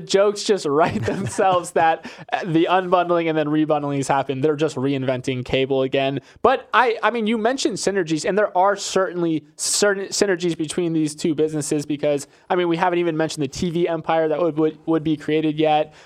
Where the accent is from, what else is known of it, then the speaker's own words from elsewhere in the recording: Florida, United States; I'm from Florida